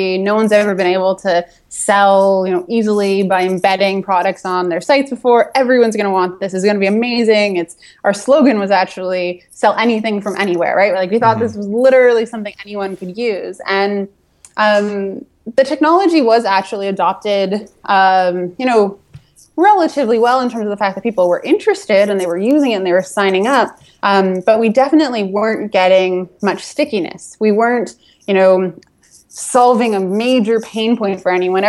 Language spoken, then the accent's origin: English; Toronto, Ontario, Canada; I'm from Toronto